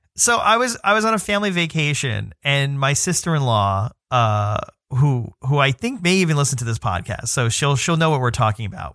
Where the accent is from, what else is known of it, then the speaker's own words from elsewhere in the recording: New York City, New York, United States; I'm from New York City